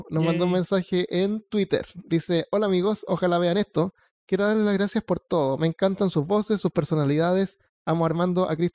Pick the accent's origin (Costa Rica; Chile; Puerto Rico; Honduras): Chile; Santiago, Santiago Metropolitan Region; moved away as an adult; yo nací en Santiago hasta los hasta los 18, 19, por ahí me fui